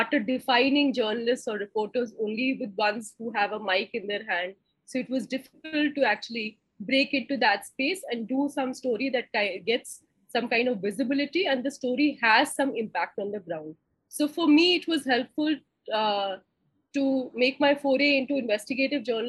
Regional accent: Lucknow, Uttar Pradesh, India; moved away as an adult; also born or lived in Delhi; I grew up in Lucknow and I came to Delhi

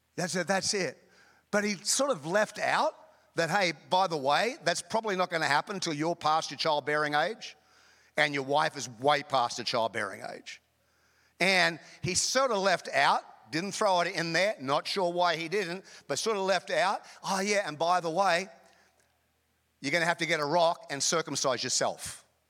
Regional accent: North Queensland, Australia; also born or lived in Chicago; now in United States; I grew up in Queensland, Australia, North Queensland

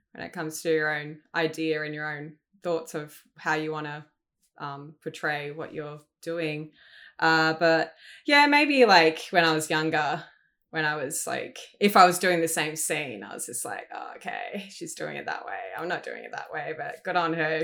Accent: Sydney, New South Wales, Australia; moved away as an adult; now in Melbourne, Australia; I grew up in Sydney. I, uh, recently moved to Melbourne back in April of this year.

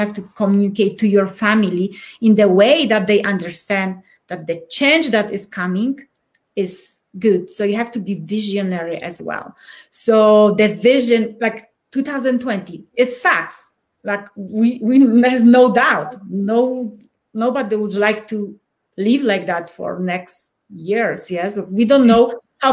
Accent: Poland; first language Polish; English is a second language; moved away as an adult; now in Colorado Springs, United States; I'm from Poland and I was born in tough times.

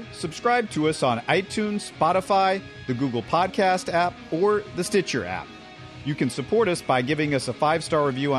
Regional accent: Houston, Texas, United States; also born or lived in Missouri; I'm not an alum, but I grew up in Houston.

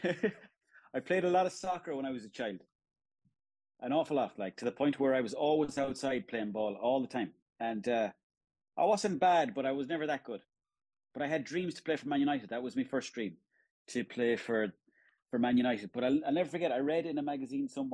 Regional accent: Swinford, Connacht, Ireland; I'm from Swinford myself

